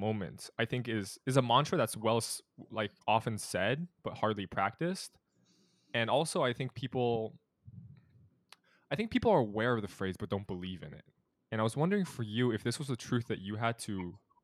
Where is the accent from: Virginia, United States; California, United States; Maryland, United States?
California, United States; now in Boston, United States; I'm from California